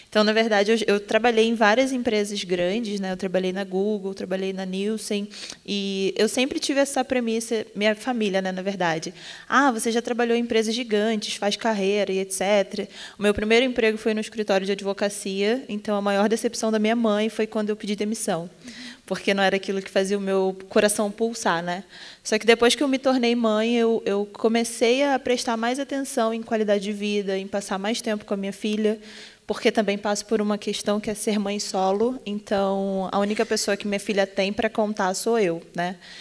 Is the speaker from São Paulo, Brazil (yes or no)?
no; Rio de Janeiro, Brazil; sou do Rio de Janeiro, tenho 25 anos